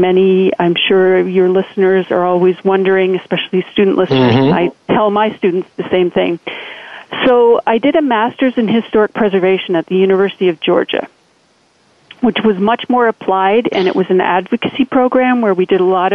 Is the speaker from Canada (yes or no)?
yes; Canada; moved away as an adult; also born or lived in Austin, Texas; I grew up in Canada